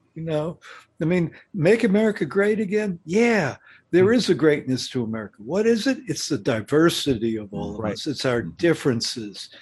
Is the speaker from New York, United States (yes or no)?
yes; New York City, New York, United States; I come from New York City